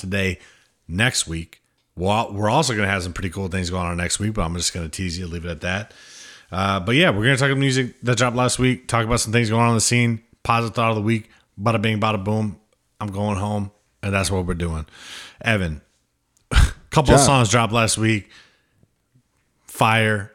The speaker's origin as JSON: {"language": "English", "region": "Midwest", "country": "United States", "tie": "born or raised there", "moved": "yes", "lives_now": "New Hampshire, United States", "said": "I grew up in the Midwest"}